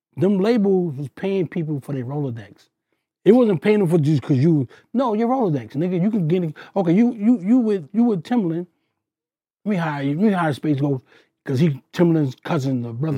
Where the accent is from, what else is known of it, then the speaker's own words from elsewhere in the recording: New York City, New York, United States; I come from Queens